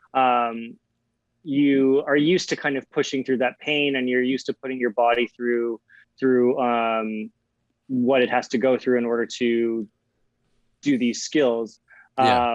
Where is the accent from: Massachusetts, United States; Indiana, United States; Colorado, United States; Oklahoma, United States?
Colorado, United States; Aspen; I grew up in Aspen, Colorado